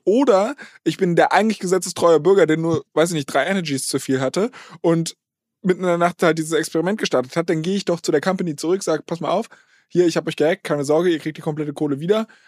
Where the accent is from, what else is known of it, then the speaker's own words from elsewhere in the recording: Berlin, Germany; Ich komme eigentlich aus Berlin